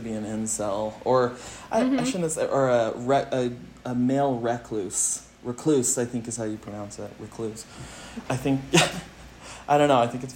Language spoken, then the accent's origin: English; California, United States; I was born and raised in California